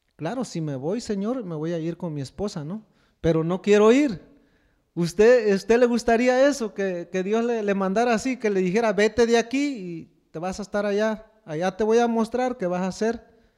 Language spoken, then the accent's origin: Spanish; Mexico; now in United States